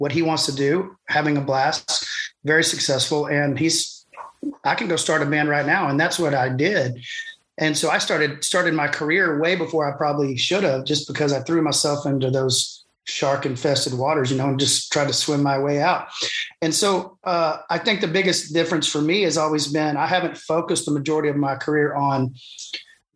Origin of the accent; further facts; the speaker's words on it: Waco, Texas, United States; Growing up in Waco, there was the mainstream country station there